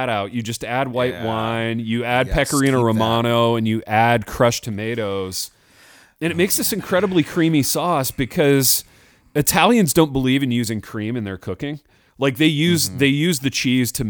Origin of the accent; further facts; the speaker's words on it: United States; as an American